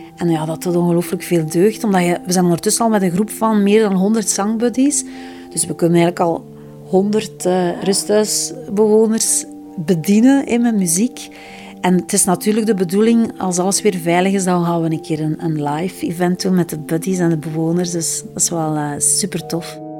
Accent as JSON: {"language": "Dutch", "area": "Flemings", "region": "Flanders", "country": "Belgium", "said": "we zeker als Vlamingen"}